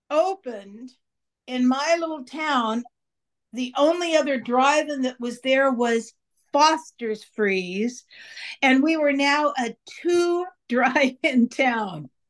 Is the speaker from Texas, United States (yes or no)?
no; California, United States; I lived half my life in Northern California and half my life in Southern California. So I'm used to I don't know anything else but California.